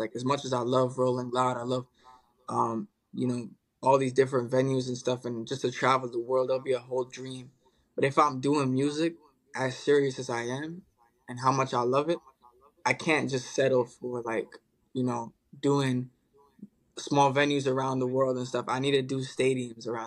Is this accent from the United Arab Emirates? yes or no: yes; Dubai, United Arab Emirates; now in Melbourne, Australia; me growing up in Dubai and my mom's from Detroit, Michigan